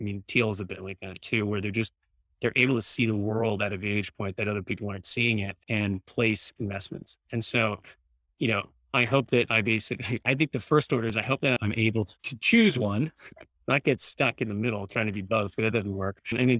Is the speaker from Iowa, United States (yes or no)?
yes; Iowa, United States; also born or lived in San Francisco; now in Austin, United States; I grew up in Iowa, going to public school